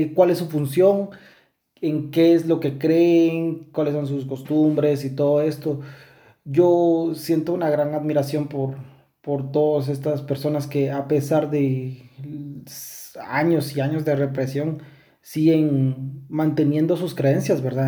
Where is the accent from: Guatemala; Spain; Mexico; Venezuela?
Guatemala; nosotros somos de Guatemala